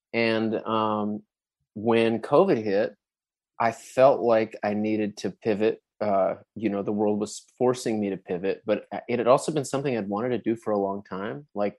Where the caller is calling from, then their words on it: Fort Worth, Texas, United States; I'm in Fort Worth, Texas.